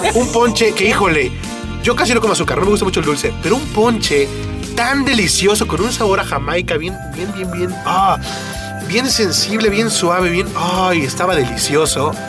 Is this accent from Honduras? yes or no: no; Mexico; nosotros como mexicanos